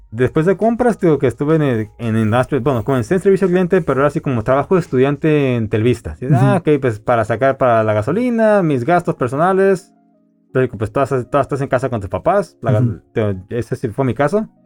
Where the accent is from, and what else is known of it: Mexico